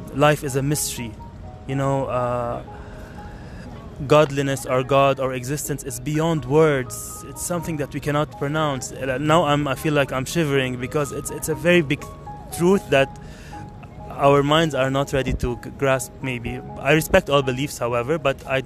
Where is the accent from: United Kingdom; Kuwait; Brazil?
Kuwait; moved away as an adult; also born or lived in Lebanon; now in Netherlands; I was born in Kuwait, raised in Kuwait